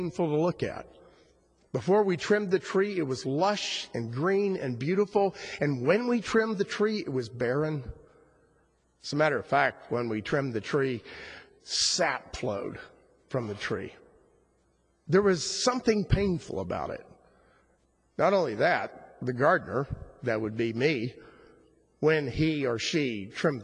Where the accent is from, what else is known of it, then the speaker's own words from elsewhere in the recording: South Florida, United States; growing up in South Florida